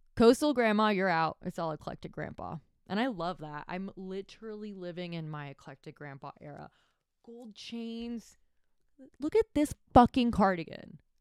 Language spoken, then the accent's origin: English; Miami, Florida, United States; also born or lived in Tampa Bay; I'm from Miami. I was born and raised there